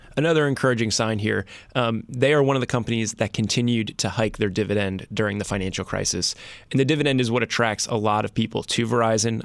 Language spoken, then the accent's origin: English; New Jersey, United States; I'm from New Jersey.